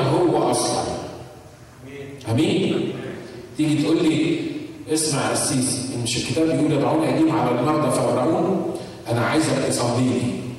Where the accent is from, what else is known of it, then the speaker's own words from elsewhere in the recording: Egypt; now in United States; عندنا في مصر